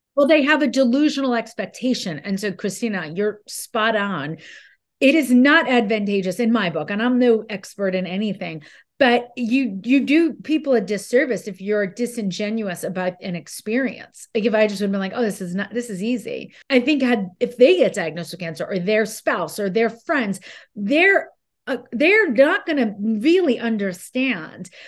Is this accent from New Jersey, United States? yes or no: yes; New Jersey, United States; I'm from Jersey